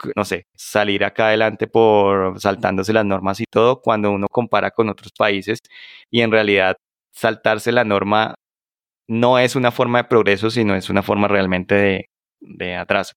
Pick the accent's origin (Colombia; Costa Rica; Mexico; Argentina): Colombia; yo soy el latino que acaba de llegar con una maleta de Colombia